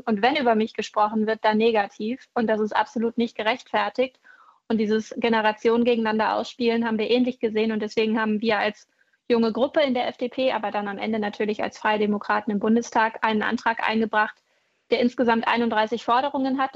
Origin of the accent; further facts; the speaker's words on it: Schleswig-Holstein, Germany; bei uns in Schleswig-Holstein